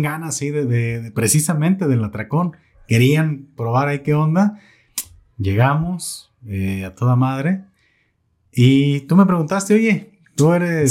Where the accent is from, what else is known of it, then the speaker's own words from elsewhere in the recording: Totonilco, Jalisco, Mexico; moved away as an adult; now in Zapotlanejo, Mexico; Yo no soy de Zapotlanejo. ya, este, ya me hice de Zapotlanejo. Claro. Yo soy de Totonilco